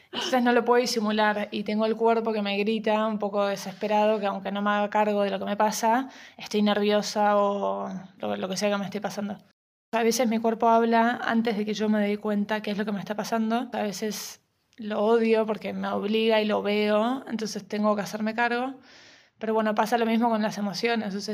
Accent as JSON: {"language": "Spanish", "country": "Argentina", "moved": "yes", "said": "cuando llegué acá pasé de Argentina, que era moneda corriente, ir a terapia, o sea, toda la familia entera, a que acá sea un tabú."}